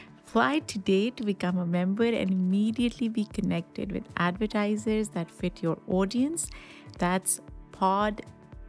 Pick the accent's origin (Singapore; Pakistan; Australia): Pakistan; because I come from a culture of meat eaters, right? I grew up in Pakistan eating meat.